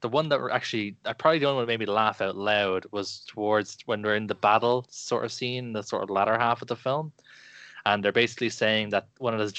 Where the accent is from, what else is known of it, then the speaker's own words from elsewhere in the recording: Ireland; growing up in Ireland